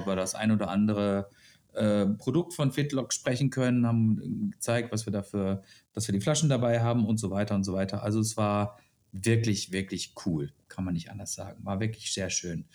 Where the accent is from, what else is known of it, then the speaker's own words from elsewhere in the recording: Germany; ich komme aus Deutschland